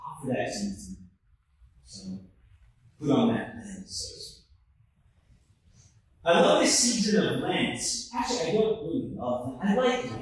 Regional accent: Houston, Texas, United States; moved away as an adult; also born or lived in Philadelphia, Pennsylvania / Missouri; now in Kansas City, United States; I come from Houston, Texas. I'm born in Houston, Texas

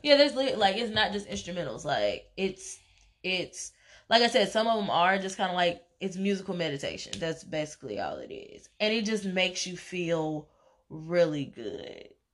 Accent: Tennessee, United States; I'm from Tennessee

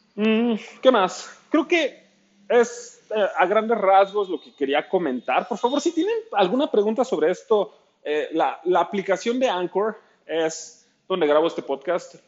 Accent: Ciudad Nezahualcóyotl, State of Mexico, Mexico; soy fotógrafo de Ciudad Nezahualcóyotl, al oriente de la Ciudad de México.

